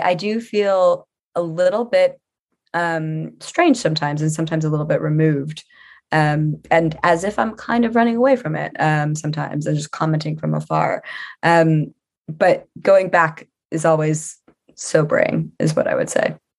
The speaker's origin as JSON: {"language": "English", "town": "New Orleans", "region": "Louisiana", "country": "United States", "moved": "yes", "lives_now": "London, United Kingdom", "said": "I'm from Louisiana"}